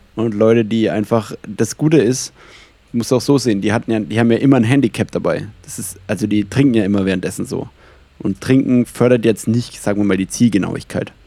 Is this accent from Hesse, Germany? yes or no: no; Franconian Switzerland, Bavaria, Germany; also Fränkische Schweiz ist ja eigentlich genau da, wo ich herkomme